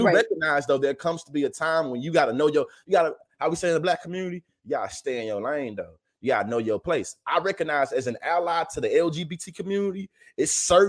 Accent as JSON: {"language": "English", "region": "the South", "country": "United States", "said": "My grandfather, I'm a Southerner."}